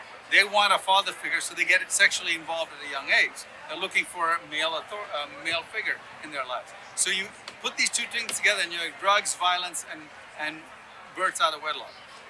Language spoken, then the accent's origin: English; Sudan; also born or lived in Yemen / Ethiopia / Ghana; I grew up in Sudan and Yemen and Ethiopia, but I was born in Ghana